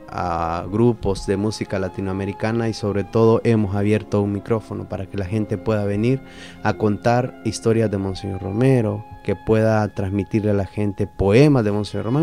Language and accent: Spanish; El Salvador; como salvadoreños